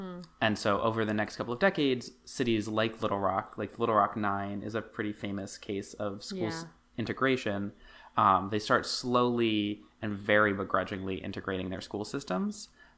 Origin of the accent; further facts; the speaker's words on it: Arkansas, United States; And especially like growing up in Arkansas where like you're not near the ocean